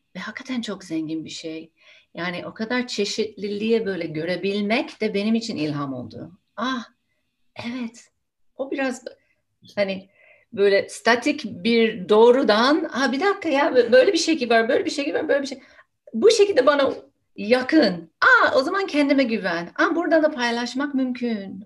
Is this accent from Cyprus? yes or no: no; United States; first language English; Turkish is a second language; moved away as an adult; now in Turkey; aslında Amerika'da doğdum, büyüdüm. Ana dilim İngilizce. Şimdi burada Türkiye'de yaşıyorum